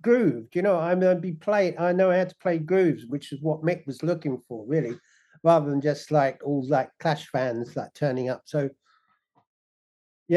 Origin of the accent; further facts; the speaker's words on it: London, United Kingdom; moved away; also born or lived in Leighton Buzzard; I was originally born in London. You know, I was born in Islington, and we lived in Kentish Town